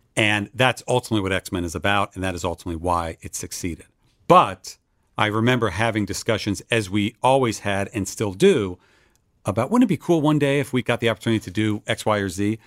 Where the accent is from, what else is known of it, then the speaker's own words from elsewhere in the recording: Westfield, New Jersey, United States; moved away as an adult; also born or lived in Boston, Massachusetts; now in Los Angeles, United States; I was raised in New Jersey northern New Jersey suburb called Westfield